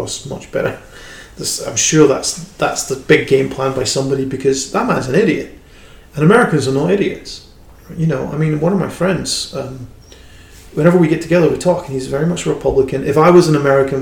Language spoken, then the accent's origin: English; United Kingdom; I'm a British person